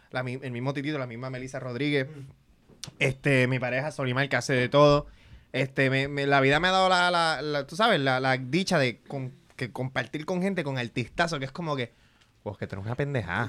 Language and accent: Spanish; Cabo Rojo, Puerto Rico; also born or lived in Mayagüez; yo soy de Cabo Rojo